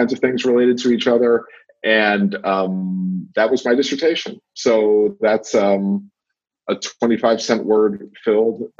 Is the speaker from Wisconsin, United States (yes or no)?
no; Michigan, United States; now in Melrose, United States; I'm from Michigan. I'm a native Michigander